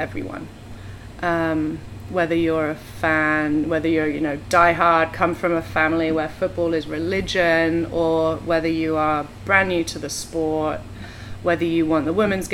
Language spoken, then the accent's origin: English; England, United Kingdom; moved away as an adult; now in Portland, United States; we moved to Portland about 13 years ago. We're both from England.